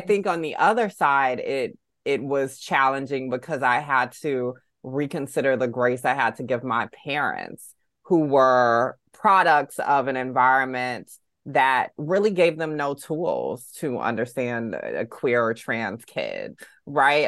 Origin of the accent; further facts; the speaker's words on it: Augusta, Georgia, United States; growing up in the South in Augusta, Georgia